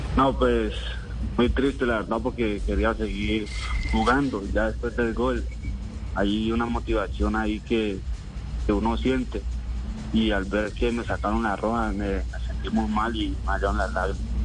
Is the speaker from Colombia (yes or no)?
yes; Guachené, Cauca, Colombia; also born or lived in Caloto; yo nací en Caloto. Eh, soy de una vereda del municipio de Guachené llamada Yonetabla. Tabla y ahí vivo con mi mamá y mi, papá.